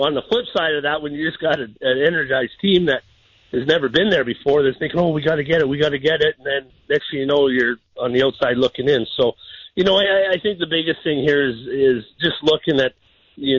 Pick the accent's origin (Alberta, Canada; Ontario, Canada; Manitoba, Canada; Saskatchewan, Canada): Alberta, Canada; Edmonton; now in Jacksonville, United States; my hometown in Edmonton